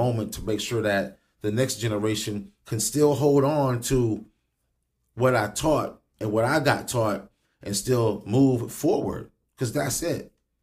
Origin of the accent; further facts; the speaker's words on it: Springfield, Illinois, United States; I grew up in the John Hay home area